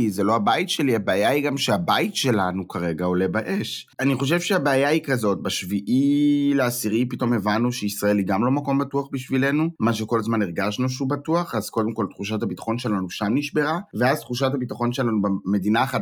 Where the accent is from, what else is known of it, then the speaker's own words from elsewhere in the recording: Israel; now in Germany; אני מרגיש אה, גרמני וישראלי